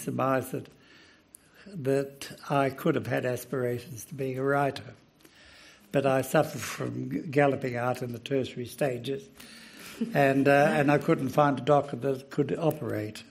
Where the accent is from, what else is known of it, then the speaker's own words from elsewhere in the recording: Australia; being Australian and being in a very old continent